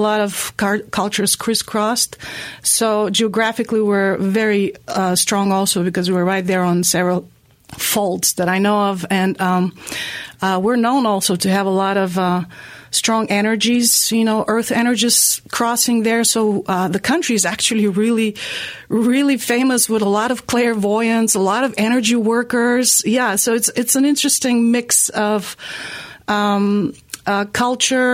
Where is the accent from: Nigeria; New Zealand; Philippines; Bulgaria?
Bulgaria; Veliko Tarnovo, Veliko Tarnovo Province; now in Asheville, United States; I'm from a very important historically and culturally smallish town now. It's called Veliko Trnovo